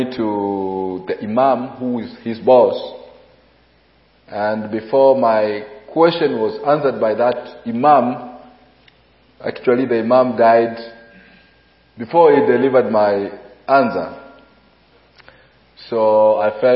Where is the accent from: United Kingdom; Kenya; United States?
Kenya; Mombasa, Mombasa County; I'm a pastor in Mombasa, Kenya. I grew up in Mombasa